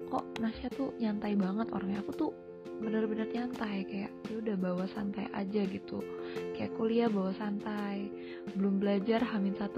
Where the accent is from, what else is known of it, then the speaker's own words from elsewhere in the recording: Padang, West Sumatra, Indonesia; aku kan orang Padang dan orang Padang itu uh, punya arisan aku nggak tahu sih semua orang Padang kayak gini atau enggak